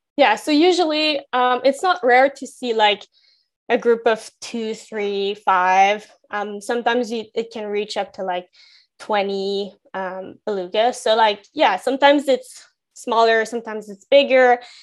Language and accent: English; Gatineau, Quebec, Canada; moved away; I grew up in Gatineau in Quebec